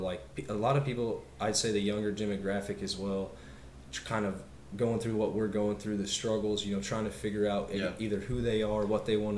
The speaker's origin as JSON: {"language": "English", "town": "Kansas City", "country": "United States", "said": "we're from Kansas City, that's where we live"}